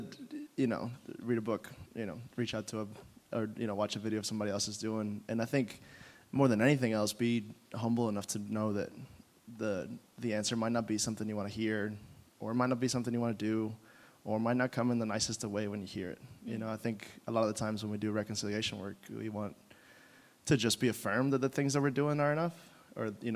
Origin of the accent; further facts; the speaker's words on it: Mexico; moved away; I grew up in Mexico, but I live in a very white community